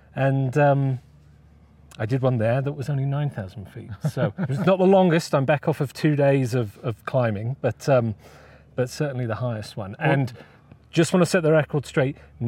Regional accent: United Kingdom; As a Brit

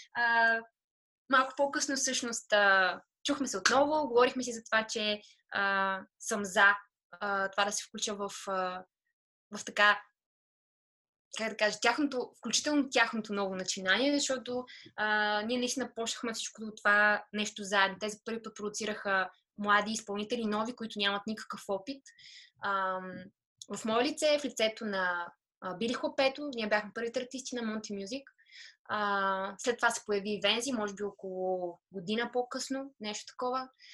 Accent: Veliko Tarnovo, Veliko Tarnovo Province, Bulgaria; first language Bulgarian; moved away as an adult; also born or lived in Sofia; Аз съм от Велико Търново родом.

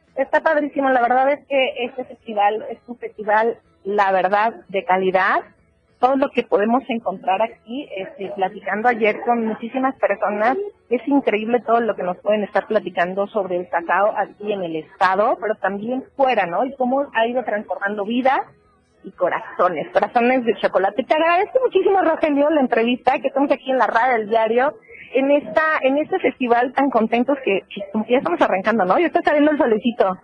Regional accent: Chiapas, Mexico; soy orgullosamente chiapaneca

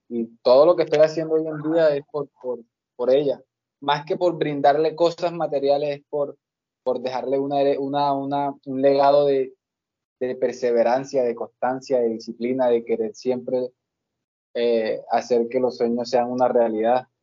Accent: Montes de María, Bolívar, Colombia; moved away; also born or lived in Barranquilla; yo soy de Bolívar, yo soy de los Montes de María

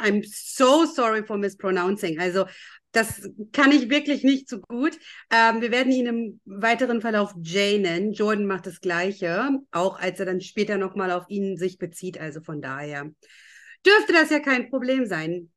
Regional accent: Lower Saxony, Germany; ich war ja zu der Zeit in Schule

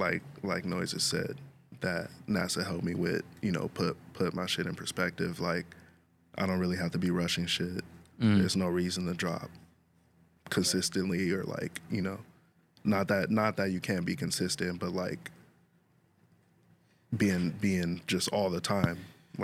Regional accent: Lakewood, California, United States; Yeah, literally right on the border of Lakewood and Bellflower.

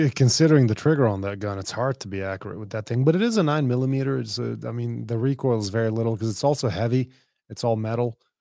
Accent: Dubai, United Arab Emirates; I grew up in a pretty rough place. I mean, I grew up in Dubai.

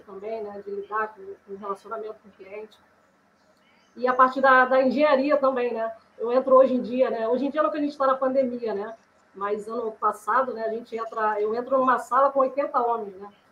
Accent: Rio de Janeiro, Brazil; eu sou do Rio de Janeiro

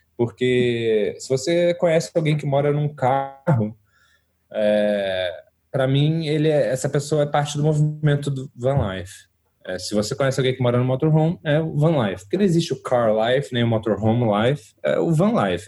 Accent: Rio de Janeiro, Brazil; moved away as an adult; also born or lived in São Paulo; eu sou carioca, me mudei para São Paulo com 18 anos de idade

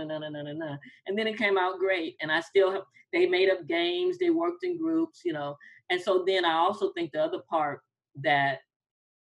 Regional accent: Midwest, United States; moved away; also born or lived in Atlanta; I'm from the Midwest.

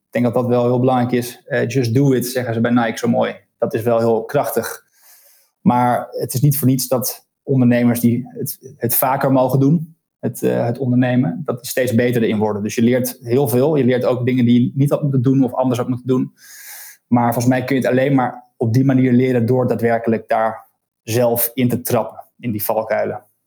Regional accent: Deventer, Overijssel, Netherlands; moved away as an adult; also born or lived in Leiden / Amsterdam; now in Scheveningen, Netherlands; Ik ben geboren in Deventer, ehm, daar opgegroeid.

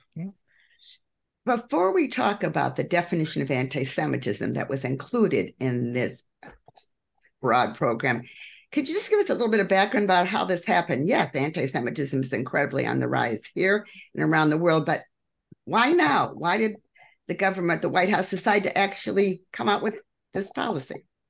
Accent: Elgin, Illinois, United States; I grew up in Elgin, Illinois, a small town outside Chicago

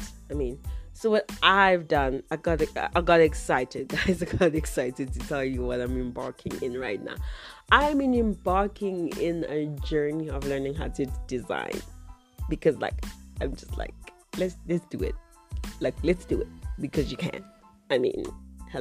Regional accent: South Africa; also born or lived in Zimbabwe; I'm South African. Yay, I'm South African.

